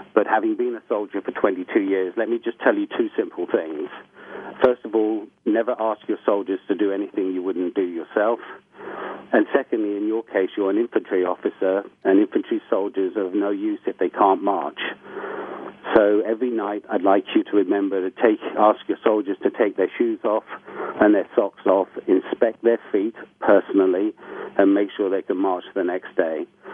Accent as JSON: {"language": "English", "country": "United Kingdom", "said": "I'm a British national. I was born into a military family and therefore have led a somewhat eclectic life."}